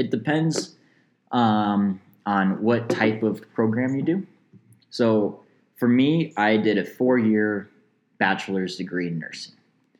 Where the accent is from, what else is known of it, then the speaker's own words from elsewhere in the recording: Canada; I am Canadian, Max.